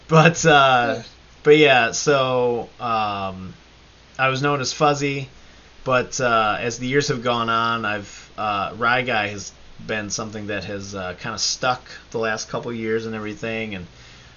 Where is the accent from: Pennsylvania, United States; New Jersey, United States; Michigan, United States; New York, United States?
New York, United States; Batavia; now in Syracuse, United States; we grew up in Batavia together